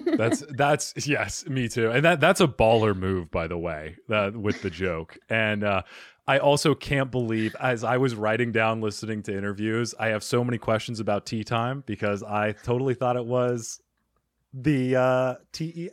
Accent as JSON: {"language": "English", "region": "Arizona", "country": "United States", "also_born_or_lived": "New York tri-state area", "moved": "as an adult", "said": "I am originally from Arizona, but then I moved to the tri state area."}